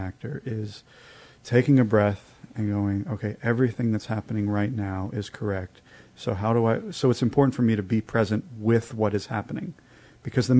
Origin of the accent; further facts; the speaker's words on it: New York City, New York, United States; I'm a New Yorker.